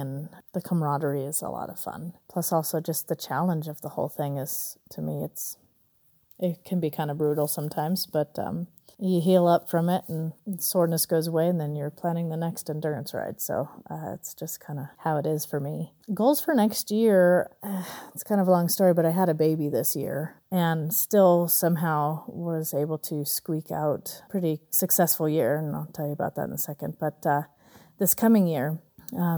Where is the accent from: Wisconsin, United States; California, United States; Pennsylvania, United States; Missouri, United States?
California, United States; Southern; now in Colorado, United States; I'm from Colorado, originally Southern California